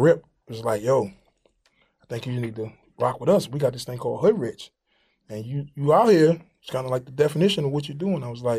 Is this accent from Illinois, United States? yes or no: no; Atlanta, Georgia, United States; No, we're not from Atlanta. We're from Bankhead.